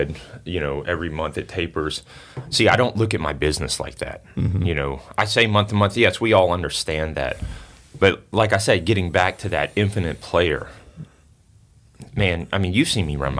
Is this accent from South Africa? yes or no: no; Singapore; now in United States; I'm originally from Singapore.